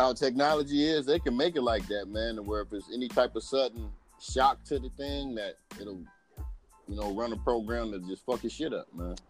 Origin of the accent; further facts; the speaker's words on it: Midwest, United States; moved away; I'm from the Midwest